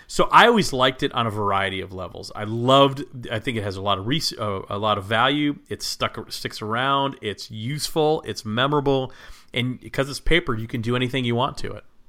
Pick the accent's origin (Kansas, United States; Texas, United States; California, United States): Texas, United States; Plano; moved away; I grew up in Plano, Texas, just north of Dallas